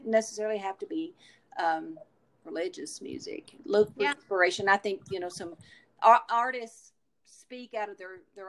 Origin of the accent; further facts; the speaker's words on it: the South, United States; And I grew up in the South, and I've heard the stories of the lynching